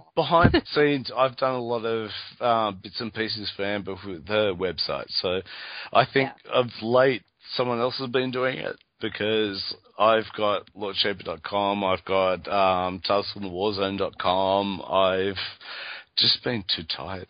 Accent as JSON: {"language": "English", "country": "Australia", "said": "I'm from Australia"}